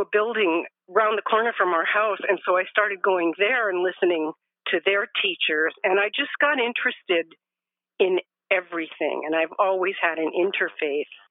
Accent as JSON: {"language": "English", "town": "Los Angeles", "region": "California", "country": "United States", "tie": "born or raised there", "also_born_or_lived": "Arizona / Alabama / Oregon", "moved": "as an adult", "lives_now": "Northern California, United States", "said": "I grew up in Los Angeles."}